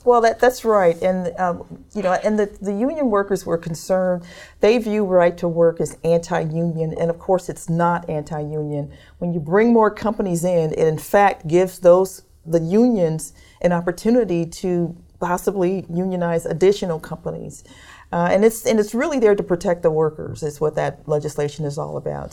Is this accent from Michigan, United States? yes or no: yes; Detroit, Michigan, United States; now in Kentucky, United States; I was growing up in Detroit